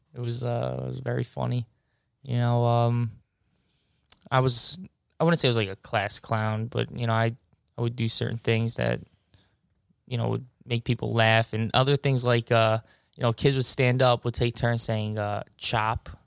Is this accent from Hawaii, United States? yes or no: no; Mineola, New York, United States; I grew up in Mineola for twenty-five years.